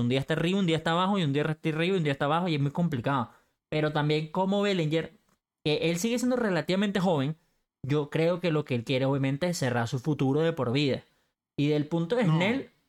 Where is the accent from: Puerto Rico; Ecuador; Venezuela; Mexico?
Venezuela; como decimos en Venezuela